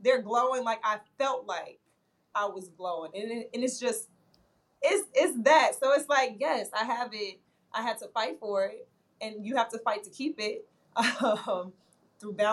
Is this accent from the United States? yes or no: yes; Chicago, Illinois, United States; I'm from the South Side of Chicago